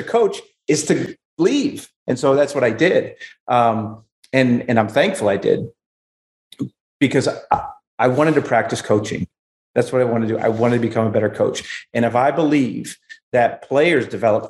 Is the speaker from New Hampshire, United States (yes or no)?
yes; Exeter, New Hampshire, United States; I'm from Exeter, New Hampshire.